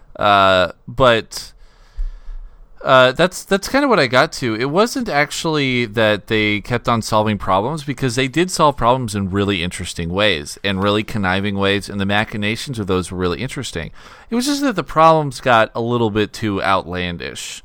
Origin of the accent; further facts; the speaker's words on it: United States; as an American audience